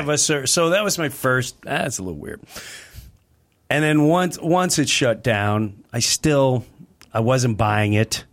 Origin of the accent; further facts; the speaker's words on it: Nassau County, Long Island, New York, United States; I'm from Nassau County